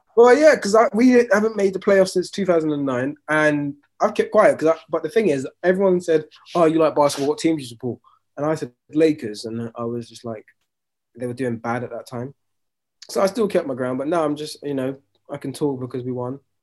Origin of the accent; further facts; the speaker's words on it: London, United Kingdom; growing up in London